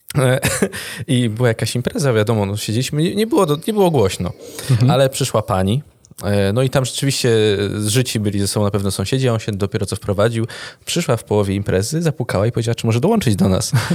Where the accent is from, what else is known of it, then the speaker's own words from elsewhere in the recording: Góra Kalwaria, Masovian Voivodeship, Poland; wychowaliśmy się w Górze Kalwarii